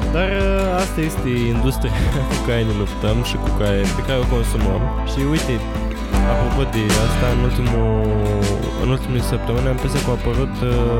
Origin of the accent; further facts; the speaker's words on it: Romania; noi suntem ca români